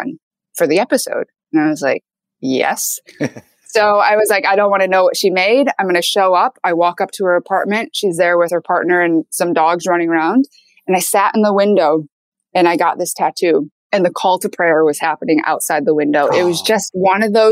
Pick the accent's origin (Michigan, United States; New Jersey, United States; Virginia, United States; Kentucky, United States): Michigan, United States; also born or lived in Seoul, South Korea; I was raised in Michigan by a Caucasian